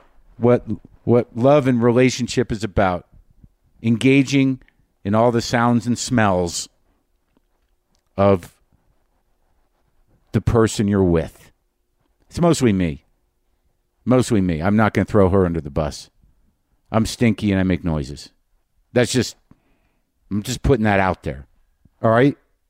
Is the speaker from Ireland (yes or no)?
no; New Mexico, United States; moved away; I am in my home state of Nuevo Mexico.